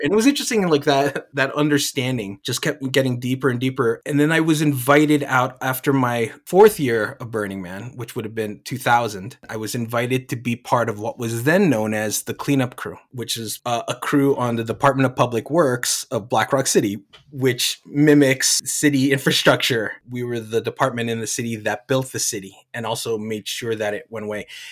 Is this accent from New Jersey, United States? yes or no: yes; New Jersey, United States; moved away; I'm from the East Coast. I'm from Jersey. My parents are from the Philippines